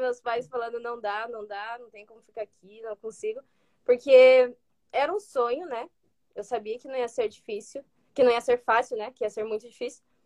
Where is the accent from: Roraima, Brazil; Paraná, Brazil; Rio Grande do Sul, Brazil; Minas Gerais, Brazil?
Paraná, Brazil; Ponta Grossa; moved away as an adult; also born or lived in Curitiba; now in United States; eu sou lá de Ponta Grossa, do Paraná, cidade pequena